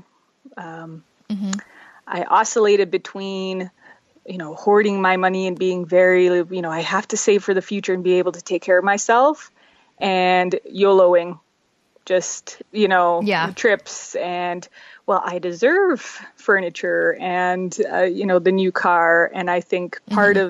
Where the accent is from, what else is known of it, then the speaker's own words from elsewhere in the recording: Calgary, Alberta, Canada; also born or lived in Czech Republic / Montreal; now in Red Deer, Canada; we lived in Montreal till I was 5 and then moved out to towards Calgary. And we're out, I've pretty much raised out there.